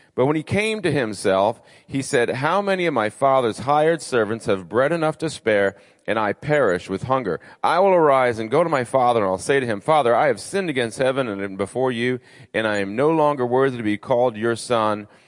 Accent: Rhode Island, United States; moved away as an adult; also born or lived in Nashville, Tennessee / Orlando, Florida; I'm originally from Rhode Island. Um, and so, I'm a New Englander through and through

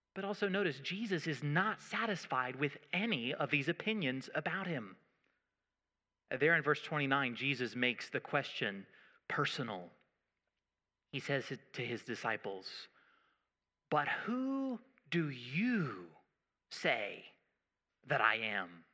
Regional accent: United States; I'm American

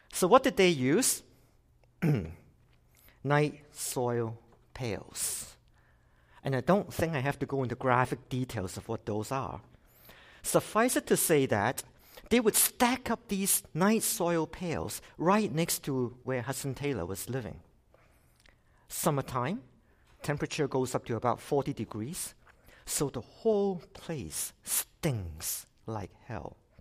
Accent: Hong Kong; now in Canada; I came from Hong Kong originally. I've been in Canada for twenty-six years.

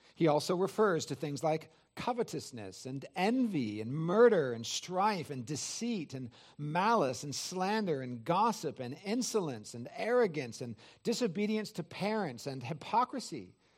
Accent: California, United States; now in Georgia, United States; I'm from California

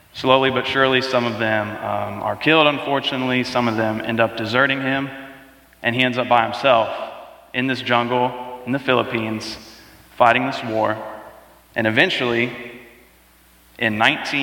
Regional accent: North Carolina, United States; We are from North Carolina

